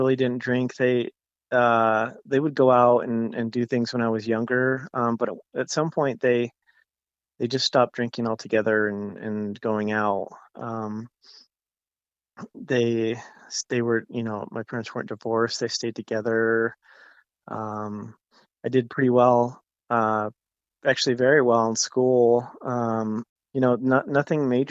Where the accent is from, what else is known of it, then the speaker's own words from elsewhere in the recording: Pueblo, Colorado, United States; also born or lived in Tucson, Arizona / Albuquerque, New Mexico / Broomfield, Colorado / Boulder, Colorado; now in Denver area, United States; I grew up in Pueblo. I was born in Colorado Springs, but I grew up in Pueblo.